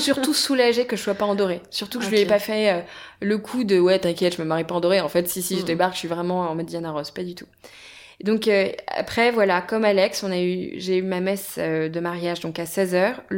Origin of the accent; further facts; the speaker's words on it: Brittany, France; On est bretonne